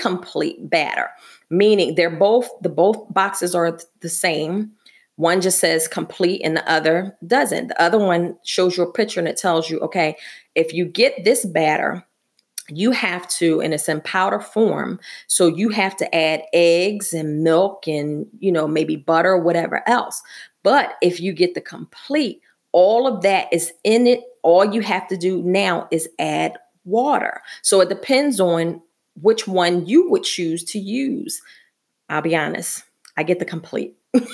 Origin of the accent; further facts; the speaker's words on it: Philadelphia, Pennsylvania, United States; I'm from Philadelphia